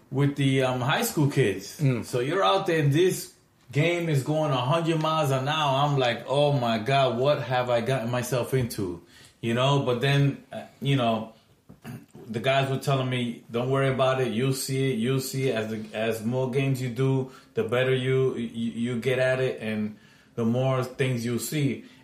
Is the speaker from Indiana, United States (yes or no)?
no; New York City, New York, United States; I grew up in Washington Heights.